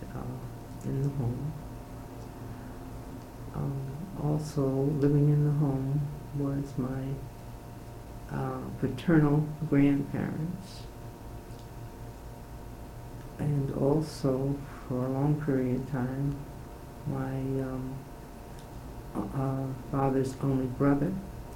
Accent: Yonkers, New York, United States; moved away as an adult; now in St. Louis, United States; I was born in Yonkers, New York, February 1st, 1918. I attended the public schools in Yonkers, New York

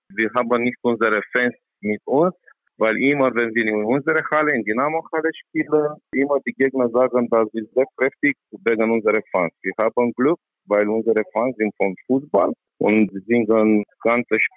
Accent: Romania; German is a second language

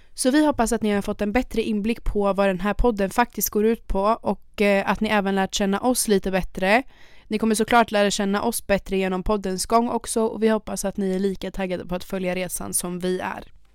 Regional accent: Örebro, Örebro County, Sweden; also born or lived in Switzerland; Jag föddes i Schweiz och jag bodde där tills jag var sju då jag flyttade hit med mina föräldrar

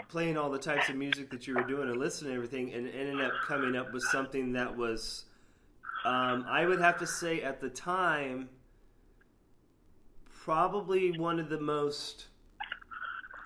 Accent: Sarasota, Florida, United States; now in Gainesville, United States; I grew up in Sarasota, Florida

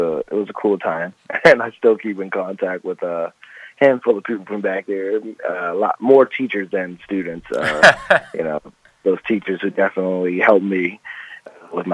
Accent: Alexandria, Virginia, United States; moved away as an adult; also born or lived in Greenbelt, Maryland; now in Las Vegas, United States; I grew up in Alexandria. I moved there when I was, I want to say, like, three.

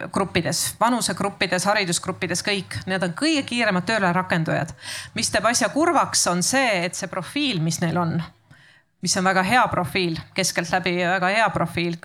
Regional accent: Tartu, Tartu County, Estonia; ise olen Tartust

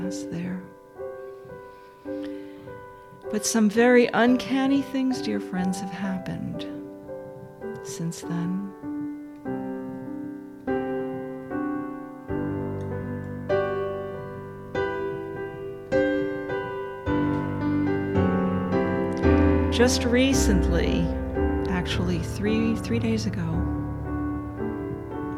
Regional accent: Dobbs Ferry, New York, United States; I was in Dobbs Ferry growing up on Bel Air Drive

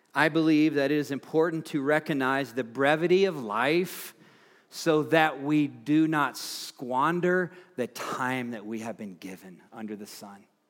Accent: Tennessee, United States; now in Fort Collins, United States; Tennessee, my home state

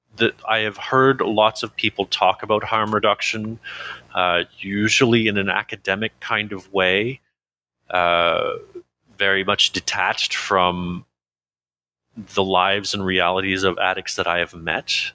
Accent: Canada; I'm Canadian

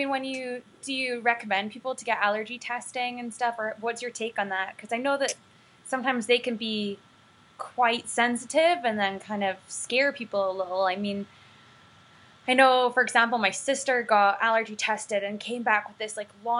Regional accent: Scotland, United Kingdom; now in United States; I grew up in Scotland

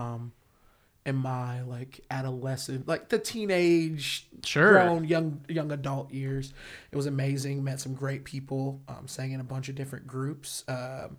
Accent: Indianapolis, Indiana, United States; moved away as an adult; also born or lived in Chicago; now in Los Angeles, United States; I'm from Indianapolis. I'm born and raised there.

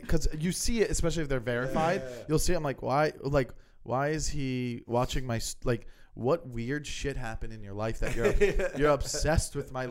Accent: South Florida, United States

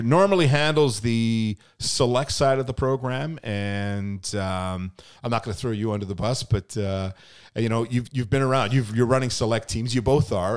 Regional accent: Lower Mainland, British Columbia, Canada; moved away as an adult; also born or lived in Edmonton, Alberta; now in Okanagan, Canada; I'm originally from the Lower Mainland, ended up moving to Eb, Edmonton for almost ten years.

